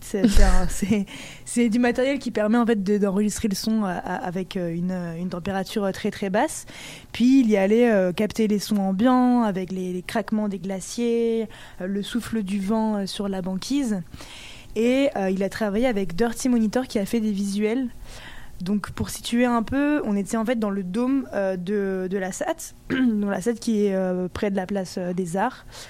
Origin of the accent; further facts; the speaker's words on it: Brittany, France; now in Montreal, Canada; Naomi et moi, on vient de Bretagne